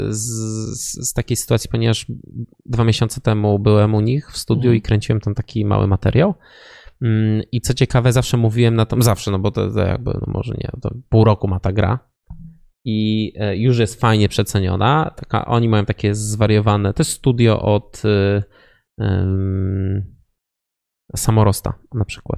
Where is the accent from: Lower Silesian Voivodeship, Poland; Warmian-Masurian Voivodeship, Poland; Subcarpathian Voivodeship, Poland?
Lower Silesian Voivodeship, Poland; Wrocław; my jesteśmy z Wrocławia